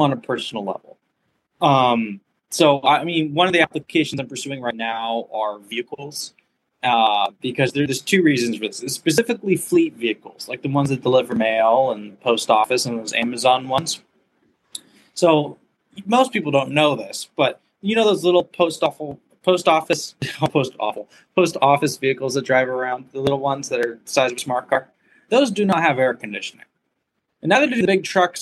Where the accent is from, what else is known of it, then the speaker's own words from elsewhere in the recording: California, United States; moved away as an adult; also born or lived in Arizona; I'm originally from California where the weather is somewhat more amenable